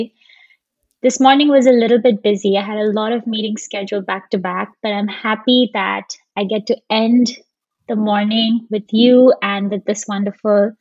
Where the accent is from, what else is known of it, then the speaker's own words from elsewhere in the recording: Dubai, United Arab Emirates; moved away as an adult; also born or lived in India / Seattle, Washington; now in Bay Area, United States; So Dubai is still home for me in a lot of ways. That's where I grew up.